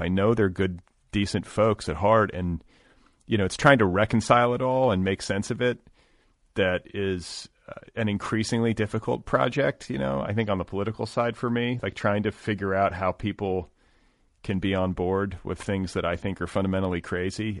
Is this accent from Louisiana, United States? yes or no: no; Indiana, United States; moved away as an adult; also born or lived in Wisconsin; I grew up in Indiana